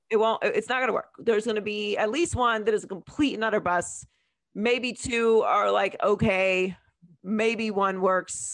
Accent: Pittsburgh, Pennsylvania, United States; I was born and raised in Pittsburgh, Pennsylvania

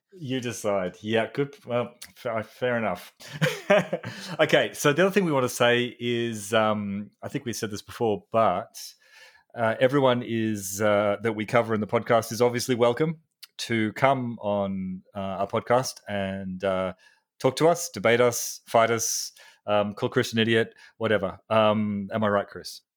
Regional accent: Australia; I'm a psychologist from Australia

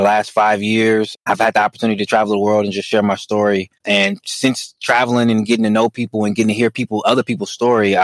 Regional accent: Oakland, California, United States; Born and raised in Oakland, California

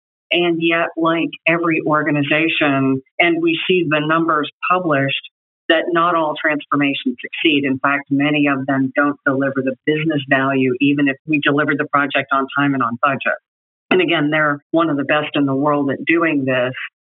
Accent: Munich, Bavaria, Germany; born there; I was born in Munich, Germany, as the daughter of a military officer and a mom who followed the military officer to Germany.

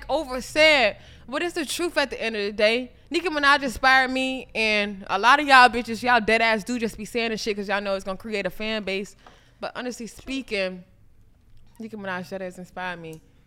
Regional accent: Millersville, United States; I'm from Millersville

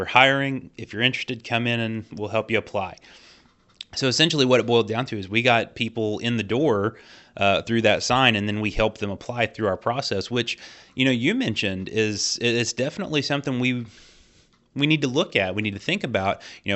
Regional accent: Southern Indiana, United States; I am from a rural community. I'm from Southern Indiana, and, you know, people down here

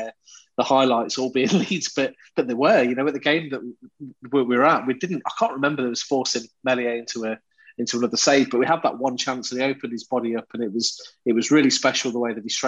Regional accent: England, United Kingdom; I can get a little bit carried away as an Englishman

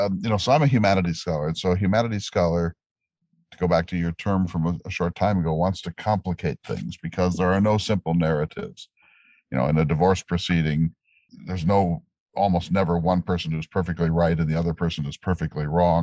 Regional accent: North Dakota, United States; And I come from North Dakota, which has very different sets of race historical problems.

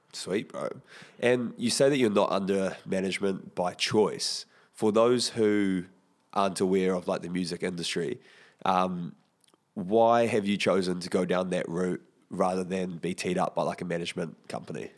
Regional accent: Porirua, Wellington, New Zealand; I'm from Porirua

